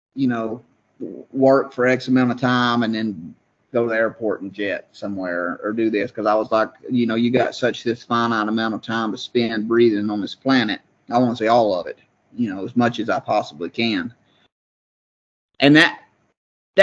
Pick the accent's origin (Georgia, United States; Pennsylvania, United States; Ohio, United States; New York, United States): Georgia, United States; I'm from Georgia